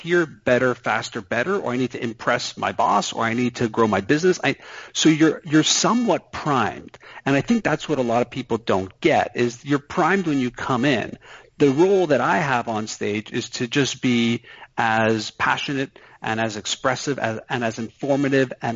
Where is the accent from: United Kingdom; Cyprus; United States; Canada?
Canada; I'm Canadian